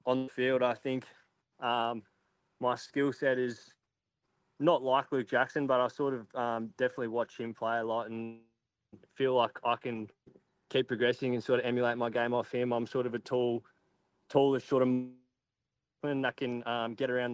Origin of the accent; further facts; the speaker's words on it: Brisbane, Queensland, Australia; I'm from Brizzy